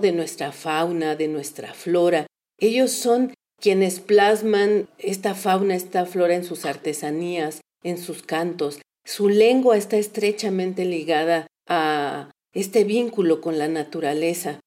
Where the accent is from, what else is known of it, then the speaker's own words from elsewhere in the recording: Mexico; also born or lived in Durango; somos parte los mexicanos